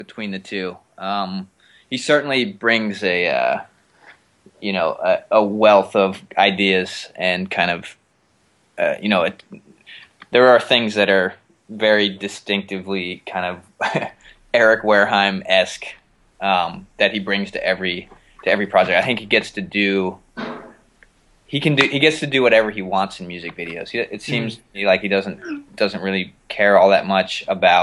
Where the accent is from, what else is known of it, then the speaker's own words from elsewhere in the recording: Pittsburgh, Pennsylvania, United States; also born or lived in Philadelphia; now in Los Angeles, United States; I grew up in Pittsburgh, but I lived in Philadelphia for 11 years before